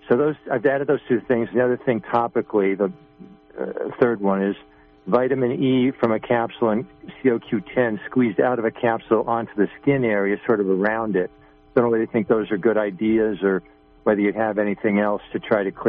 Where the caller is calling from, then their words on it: New York, United States; I'm from New York State